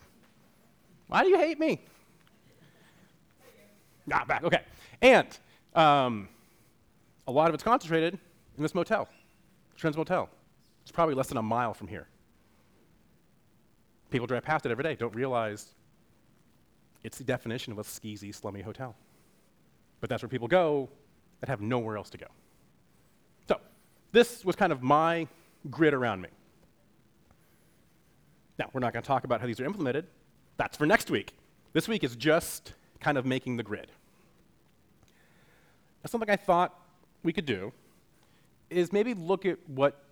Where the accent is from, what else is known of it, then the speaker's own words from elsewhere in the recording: Western Washington, United States; moved away as an adult; I grew up in Western Washington